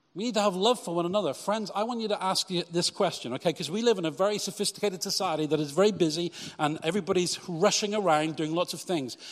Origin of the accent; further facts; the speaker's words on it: Cheltenham, South West England, United Kingdom; my church in Cheltenham growing up